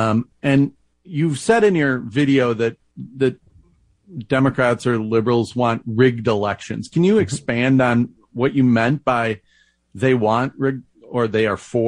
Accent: Minnesota, United States; I'm from Minnesota.

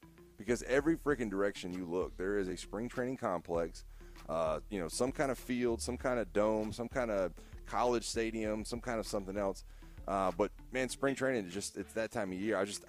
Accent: Florida, United States; I grew up in Florida

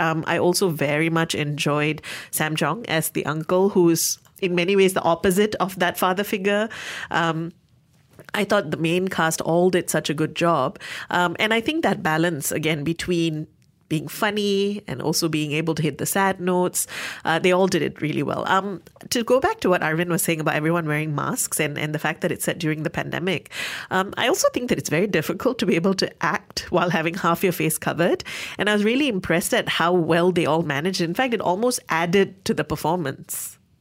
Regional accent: Malaysia; Being Malaysian

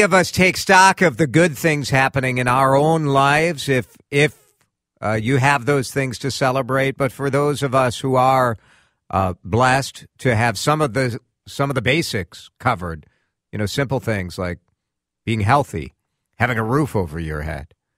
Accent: Chicago, Illinois, United States; when I was a kid, growing up in Chicago, I grew up listening to talk radio

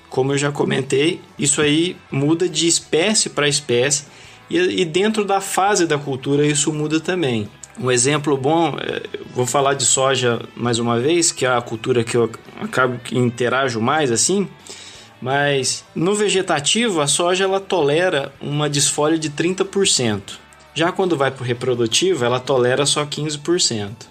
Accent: Assis, São Paulo, Brazil; moved away as an adult; also born or lived in Paraguaçu Paulista / Campo Verde, Mato Grosso / Sinop, Mato Grosso; now in Mato Grosso, Brazil; venho do, do estado de São Paulo, interior de São Paulo, Assis

